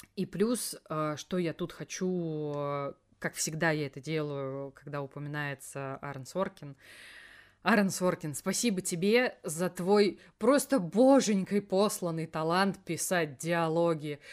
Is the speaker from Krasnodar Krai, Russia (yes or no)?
no; Elektrostal, Moscow Oblast, Russia; в моем родном городе электросталь не было